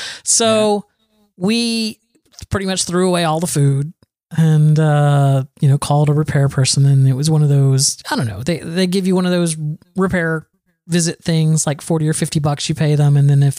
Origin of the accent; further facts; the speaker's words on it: Florida, United States; So I'm from Florida.